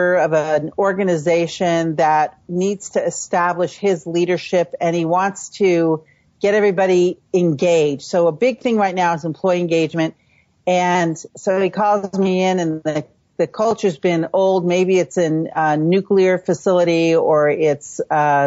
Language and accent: English; San Francisco, California, United States; So I was born and raised in the San Francisco Bay Area. My mom worked for the police department. My dad worked for the water department in San Francisco. And so I grew up in the city